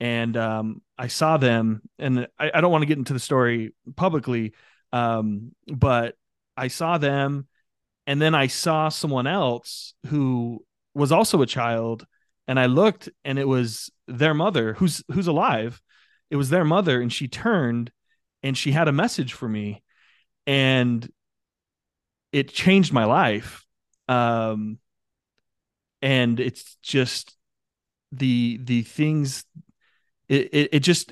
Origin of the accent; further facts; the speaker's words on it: United States; the American folks, myself included